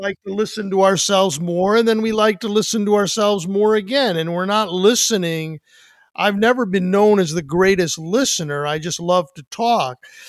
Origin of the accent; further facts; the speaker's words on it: New Jersey, United States; We're from New Jersey.